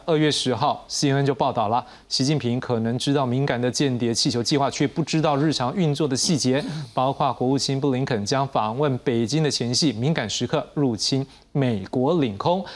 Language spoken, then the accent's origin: Chinese; Taiwan; 我们台湾这边